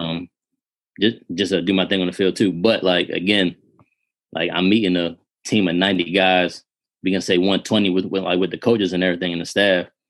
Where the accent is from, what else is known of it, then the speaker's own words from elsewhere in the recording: Baltimore, Maryland, United States; I grew up in Baltimore City